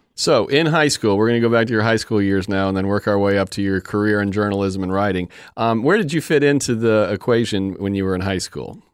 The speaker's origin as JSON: {"language": "English", "town": "Fort Myers", "region": "Florida", "country": "United States", "tie": "born or raised there", "said": "I grew up in Fort Myers and we have a beach"}